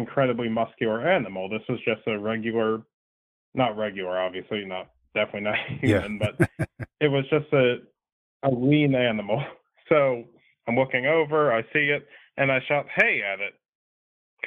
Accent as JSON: {"language": "English", "region": "North Carolina", "country": "United States", "said": "I'm from North Carolina"}